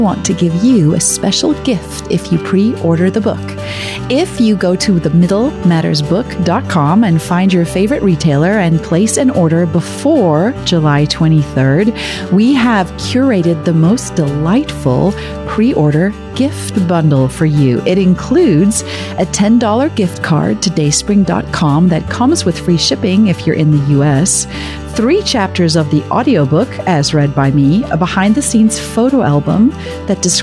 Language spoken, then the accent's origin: English; South Africa; moved away; growing up in South Africa